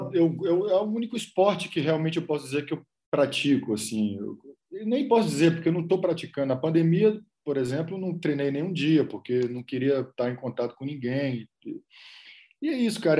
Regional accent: Rodelas, Bahia, Brazil; moved away as an adult; also born or lived in Salvador / Colombia / Los Angeles; a cidade onde meus pais nasceram, onde eu passei uma parte grande da minha vida, chama Rodelas

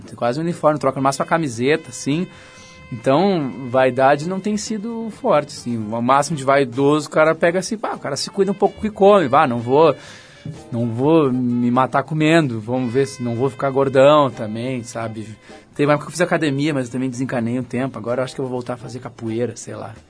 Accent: Porto Alegre, Rio Grande do Sul, Brazil; moved away as an adult; now in São Paulo, Brazil; de onde eu nasci, de onde eu morei lá em Porto Alegre

